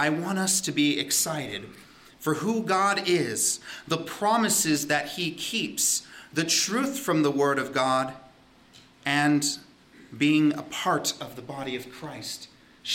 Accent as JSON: {"language": "English", "region": "Southern California", "country": "United States", "tie": "born or raised there", "also_born_or_lived": "Hawaii", "moved": "as an adult", "lives_now": "Ontario, Canada", "said": "growing up in Southern California in the desert, and we were by a mountain, and so every so often we would get snow."}